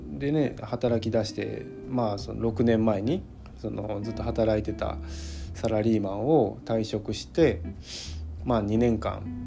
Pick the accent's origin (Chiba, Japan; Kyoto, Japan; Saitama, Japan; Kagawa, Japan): Kyoto, Japan; 京都市内の街中で生まれ育って